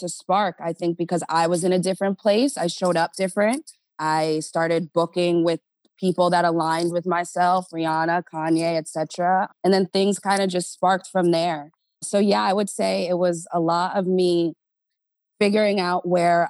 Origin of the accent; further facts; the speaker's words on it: New York area, New Jersey, United States; moved away as an adult; now in Los Angeles, United States; I grew up in Jersey, New York area